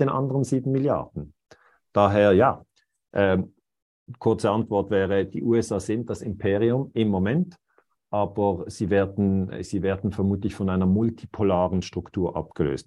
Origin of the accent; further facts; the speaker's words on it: Switzerland; ich bin Schweizer